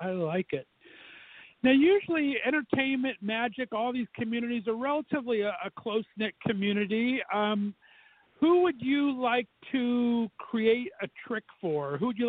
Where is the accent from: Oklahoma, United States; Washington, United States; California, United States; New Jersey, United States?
California, United States; Southern; moved away; I grew up in Southern California, and every year we would get to go to Disneyland.